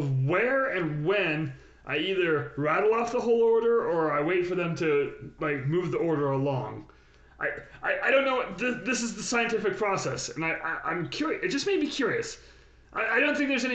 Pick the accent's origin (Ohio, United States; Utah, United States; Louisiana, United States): Utah, United States; I'm from Utah.